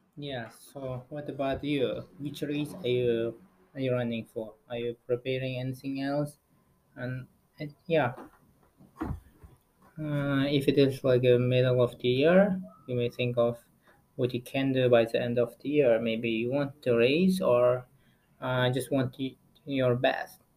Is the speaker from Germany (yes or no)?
yes; Germany; It will be great to compete in my home country